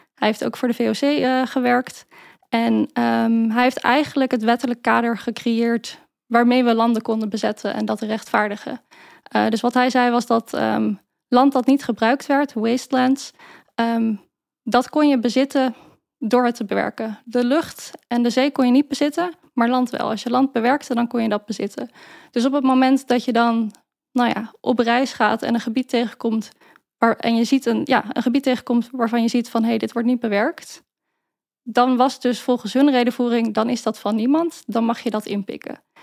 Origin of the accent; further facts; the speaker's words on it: Maarssen, Utrecht, Netherlands; now in Utrecht, Netherlands; Ik ben opgegroeid in Maarsen, Zandweg-Oostert om precies te zijn